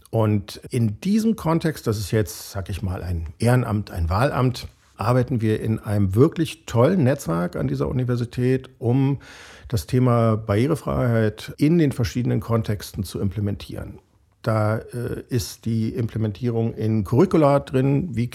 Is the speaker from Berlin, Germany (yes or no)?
yes; Berlin, Germany; bin ja äh, geborener Berliner und deshalb äh, als bekennender Preuße auch mal fürs Formale zuständig.